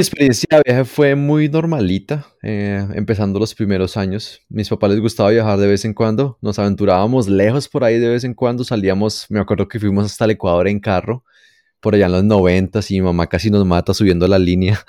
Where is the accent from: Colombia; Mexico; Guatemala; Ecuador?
Colombia; Bogotá; accent: rolo/cachaco; moved away; yo nací en Bogotá, Colombia allá por los años 80